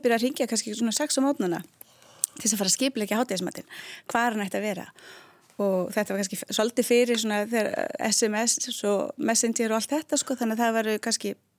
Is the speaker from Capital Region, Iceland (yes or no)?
yes; Reykjavík, Capital Region, Iceland; moved away as an adult; also born or lived in Spain; ég er úr Reykjavík ég hérna ólst upp í lögunisnu uh, og bjóð þar uh, öll mín æsku ár